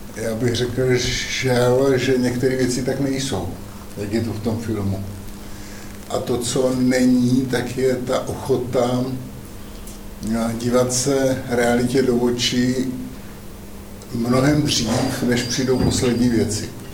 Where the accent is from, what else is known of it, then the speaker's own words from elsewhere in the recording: Zábřeh, Olomouc Region, Czechia; sám jsem z Zábřeha